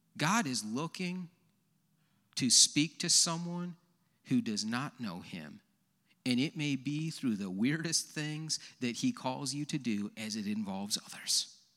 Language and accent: English; Leroy, United States; I'm from Leroy